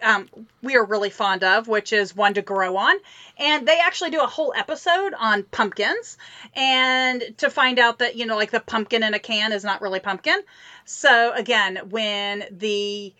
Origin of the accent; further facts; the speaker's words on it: Midwest, United States; now in Texas, United States; I grew up in the Midwest